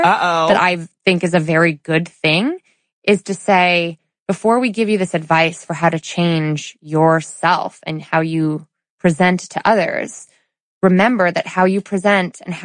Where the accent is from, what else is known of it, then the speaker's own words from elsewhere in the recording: suburban Connecticut, United States; in suburban Connecticut, where we're from, right? Where I was born and raised